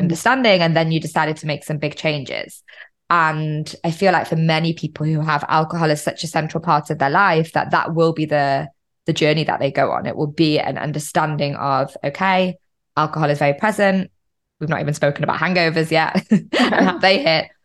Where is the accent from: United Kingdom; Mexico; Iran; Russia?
United Kingdom; moved away; I'm originally British